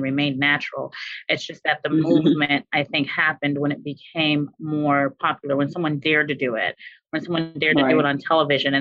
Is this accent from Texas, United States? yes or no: no; New York City, New York, United States; moved away as an adult; also born or lived in Haiti (heritage); now in Washington, D.C. metro area, United States; I'm originally from New York City and came out here to the DMV, DC, Maryland, Virginia area to attend Howard University